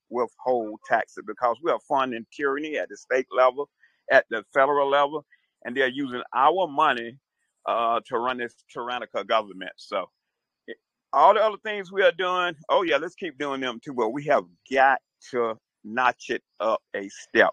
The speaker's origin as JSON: {"language": "English", "town": "Atlanta", "region": "Georgia", "country": "United States", "tie": "born or raised there", "also_born_or_lived": "Queens, New York", "said": "I'm a New Yorker born in Jamaica, Queens, New York. Uh, left at an early age. Parents moved to the South, raised around Atlanta, Georgia"}